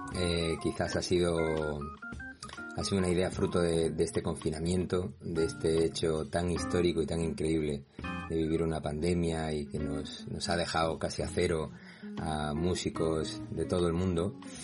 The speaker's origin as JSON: {"language": "Spanish", "town": "Torremolinos", "region": "Andalusia", "country": "Spain", "said": "yo que soy de Málaga pero concretamente de Torremolinos"}